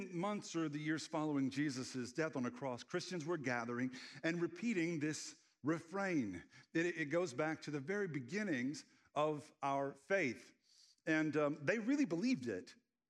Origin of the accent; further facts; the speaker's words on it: Red Lick, Texas, United States; The closest town was Texarkana. And I grew up in Red Lick.